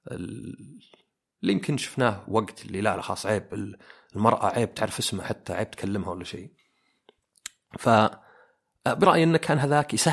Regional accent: Oman; انا مثلا عماني كانوا الى فتره قريبه اللي يعني جدي وجدتي وعمي وزوجته وعمي الثاني ساكنين في زي البيت الكبير

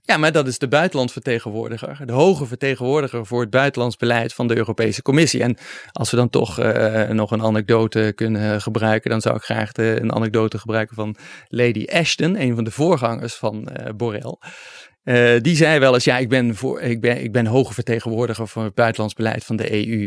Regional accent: Netherlands

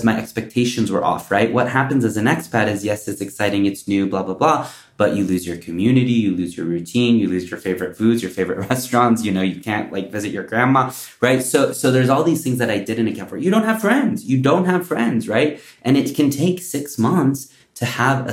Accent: United States; moved away as an adult; also born or lived in New York / Singapore; especially being American

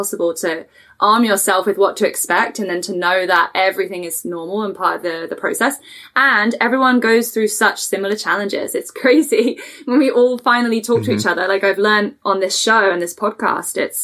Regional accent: England, United Kingdom; moved away as an adult; also born or lived in Toronto area; now in Canada; I'm from England.

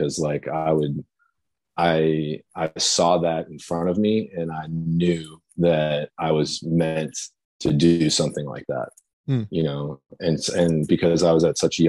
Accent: Louisville, Kentucky, United States; Louisville, Kentucky, my hometown

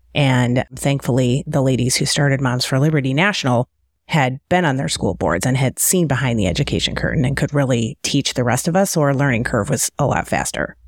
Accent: Detroit, Michigan, United States; also born or lived in Cleveland / Kansas City Metro; now in Kansas City, United States; I'm from the Detroit area originally

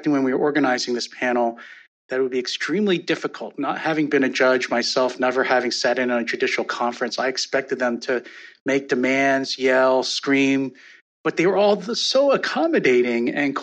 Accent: Pennsylvania, United States; my home state of Pennsylvania

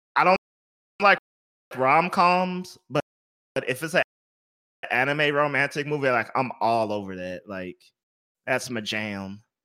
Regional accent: Houston, Texas, United States; I'm from Houston, Texas

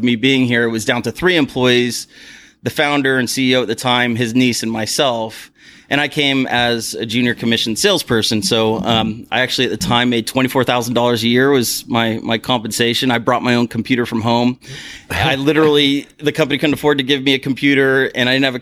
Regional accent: San Diego, California, United States; moved away as an adult; now in Toronto, Canada; I'm actually from San Diego, California

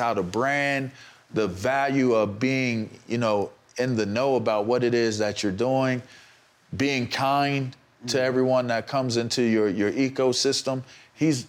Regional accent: Pittsburgh, Pennsylvania, United States; I'm from Pittsburgh. Like, if you know about being from the bird. and my family's from Homewood

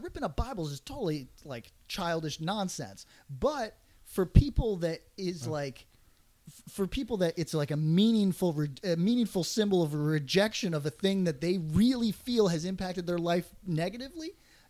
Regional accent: Northeast, United States; I'm from the Northeast.

